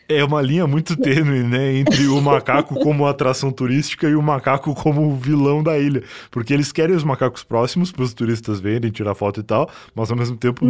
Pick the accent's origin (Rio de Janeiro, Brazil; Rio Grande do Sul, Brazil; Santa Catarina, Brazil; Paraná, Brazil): Rio Grande do Sul, Brazil; now in São Paulo, Brazil; eu sou gaúcho